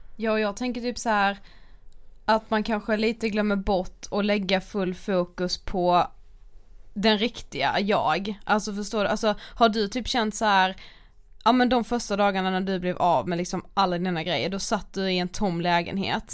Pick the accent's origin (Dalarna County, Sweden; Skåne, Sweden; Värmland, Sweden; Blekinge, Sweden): Blekinge, Sweden; Karlshamn; moved away; vi var ju hemma i Karlshamn